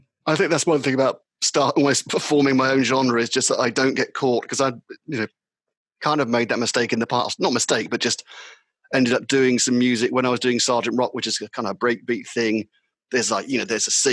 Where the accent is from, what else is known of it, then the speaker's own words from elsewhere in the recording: London, United Kingdom; accent: London; It was more of a London accent. It was my original London accent I was using.